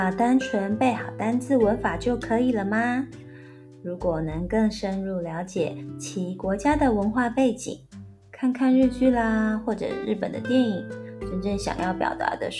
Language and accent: Chinese; Taiwan; 就在明天喽，我们台湾人都会来碗汤圆庆祝平安长了一岁。